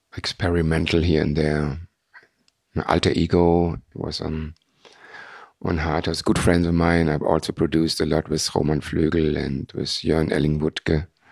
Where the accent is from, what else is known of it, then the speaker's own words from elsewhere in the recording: Frankfurt, Hesse, Germany; We are from Frankfurt